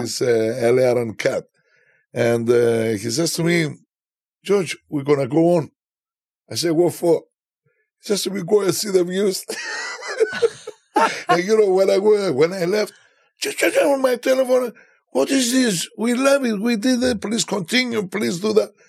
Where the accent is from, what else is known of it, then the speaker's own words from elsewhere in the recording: Cyprus; Where are you from? And I say, Cyprus